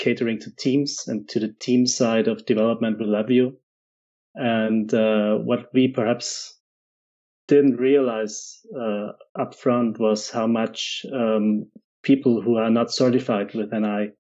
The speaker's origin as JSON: {"language": "English", "country": "Austria", "moved": "yes", "lives_now": "Germany", "said": "I'm an Austrian living in Germany"}